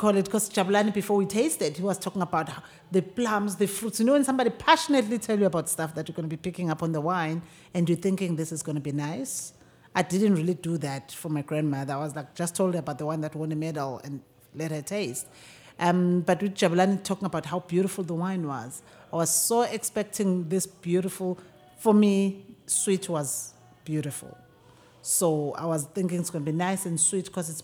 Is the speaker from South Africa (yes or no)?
yes; KwaZulu-Natal, South Africa; moved away as an adult; also born or lived in Durban / Stellenbosch; So we didn't grow up in a wine country or in a wine region. So I'm from KwaZulu Natal.